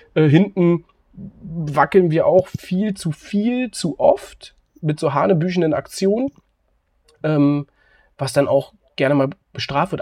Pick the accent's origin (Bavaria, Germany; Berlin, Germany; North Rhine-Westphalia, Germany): Berlin, Germany; als Berliner in Köpenick ansässig